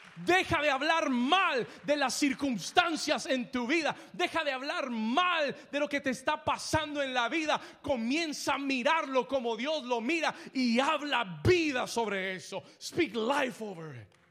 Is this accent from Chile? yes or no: no; Colombia; Yo soy colombiano